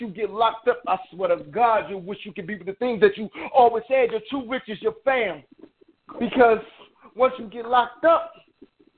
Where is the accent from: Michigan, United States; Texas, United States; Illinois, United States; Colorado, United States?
Michigan, United States; Detroit; now in Chicago, United States; I'm actually from Detroit, but I stay out here in Chicago